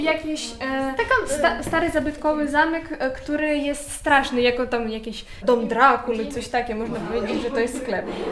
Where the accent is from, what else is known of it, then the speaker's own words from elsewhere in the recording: Ukraine; Polish is a second language; now in Poland; u nas w Ukrainie